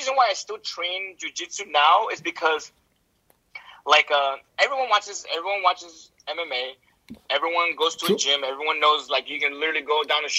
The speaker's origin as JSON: {"language": "English", "country": "United States", "said": "I'm an American"}